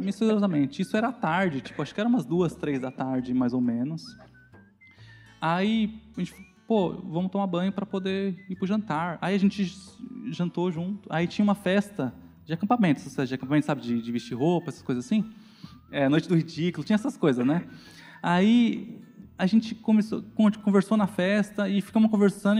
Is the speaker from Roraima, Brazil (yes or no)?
no; São Paulo, Brazil; also born or lived in Guarulhos; Eu cresci na Zona Leste, no bairro do Itaim Paulista